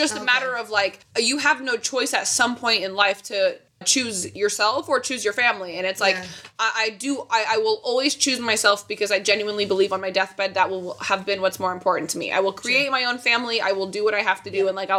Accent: Indiana, United States; moved away; also born or lived in California; I grew up in Indiana and now I've spent time in California or on the coast and stuff.

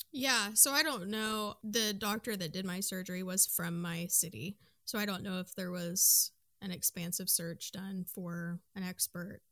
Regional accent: Midwest, United States; I am from the Midwest

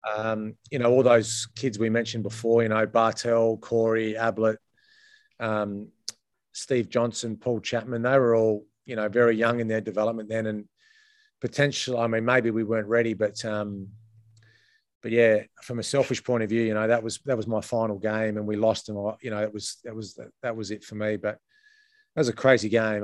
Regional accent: Adelaide, South Australia, Australia; moved away as an adult; also born or lived in Melbourne; I'm from Adelaide

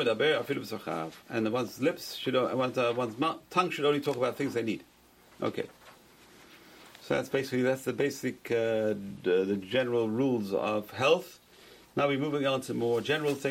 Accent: London, United Kingdom; moved away; growing up in London, they had bathhouses, public bathhouses

